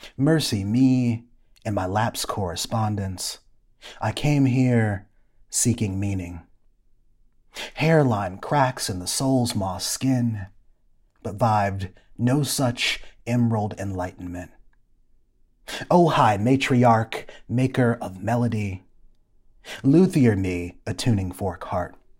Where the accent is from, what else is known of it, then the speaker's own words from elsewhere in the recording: Ypsilanti, Michigan, United States; moved away; also born or lived in Atlanta; my hometown of Ypsilanti, Michigan